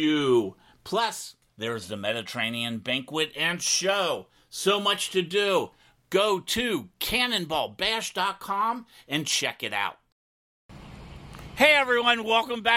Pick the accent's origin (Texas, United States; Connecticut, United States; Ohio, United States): Ohio, United States; Cincinnati; now in Florida, United States; I'm from Ohio, and I moved to Florida